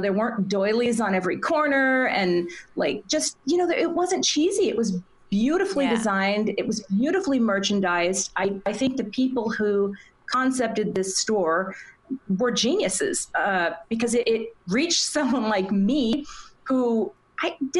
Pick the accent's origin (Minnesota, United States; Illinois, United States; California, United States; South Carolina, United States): Minnesota, United States; right next to my hometown.